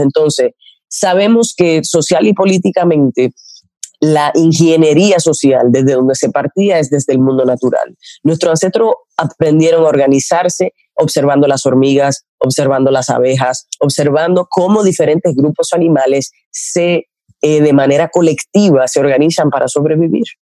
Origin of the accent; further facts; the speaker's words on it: La Isabela, Puerto Plata, Dominican Republic; nosotros somos de la Isabela, Puerto Plata, de donde llegó Colón